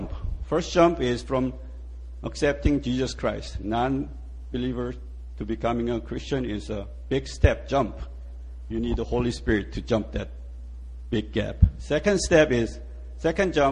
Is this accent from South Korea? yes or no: yes; Seoul, South Korea; moved away as an adult; also born or lived in United States; now in Yanji, China; I was born in Seoul, and I went to U.S. When I was 17